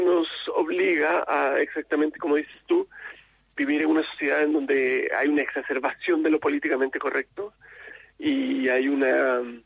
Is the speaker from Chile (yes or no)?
yes; Chile